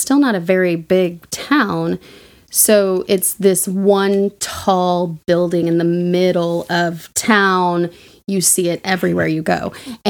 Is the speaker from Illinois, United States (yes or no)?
no; Oklahoma, United States; I'm from Oklahoma